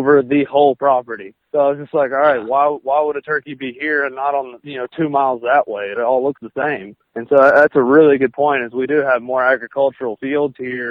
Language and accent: English; West Tennessee, United States; I'm from West Tennessee, so it's flat as can be out here